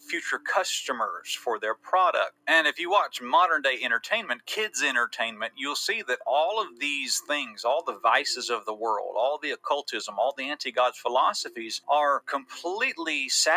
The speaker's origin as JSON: {"language": "English", "town": "Atlanta", "region": "Georgia", "country": "United States", "tie": "born or raised there", "said": "growing up in Metro Atlanta"}